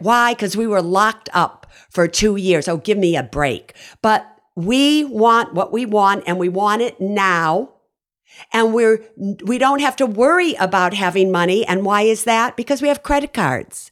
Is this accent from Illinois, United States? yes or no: yes; Chicago, Illinois, United States; moved away as an adult; also born or lived in Berkeley, California; I grew up on the South Side of Chicago